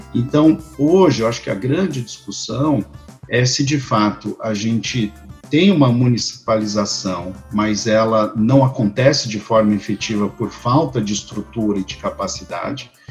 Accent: São Paulo, Brazil; moved away as an adult; now in Brasília, Brazil; eu sou de São Paulo e já é, atuava na área uh, por 10 anos em São Paulo, quando me mudei para Brasília, há cerca de 10 anos

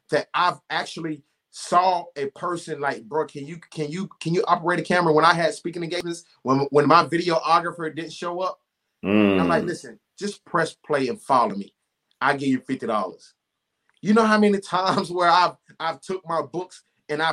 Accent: the South, United States; also born or lived in Charlotte, North Carolina; I'm from the South

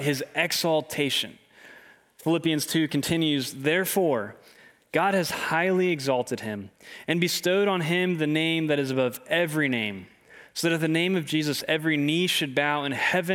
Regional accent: Clarksville, Tennessee, United States; I grew up in Clarksville, Tennessee

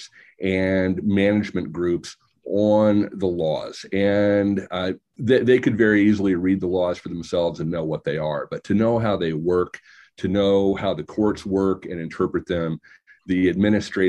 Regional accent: Illinois, United States; I grew up in Illinois

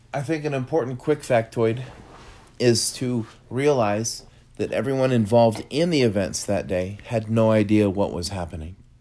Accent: United States; as an American.

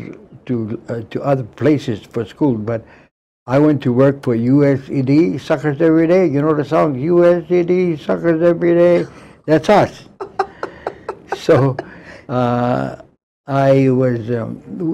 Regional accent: Waiawa, Oahu, Kauai, Hawaii, United States; also born or lived in Springfield, Massachusetts; I was born in Waiawa, grew up until we were fourth grade, and then we moved to Kauai.

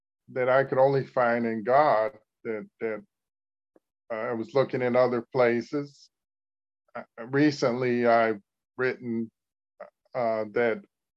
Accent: Cleveland, Ohio, United States; I was living in my hometown, Cleveland, Ohio.

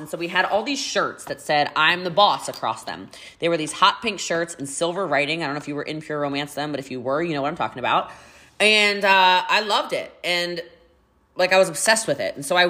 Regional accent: Maryland, United States; now in Texas, United States; Yes, I am from Frederick County, Maryland originally. I've lived in Texas for 4 years.

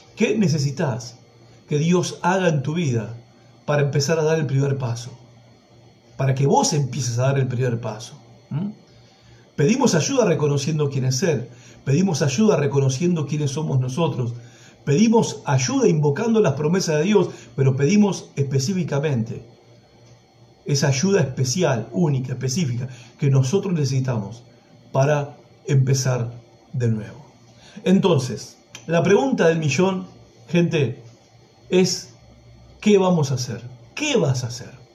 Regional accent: Villa Madero, Buenos Aires Province, Argentina; allá en mi barrio de donde soy, en Villa Madero, provincia de Buenos Aires

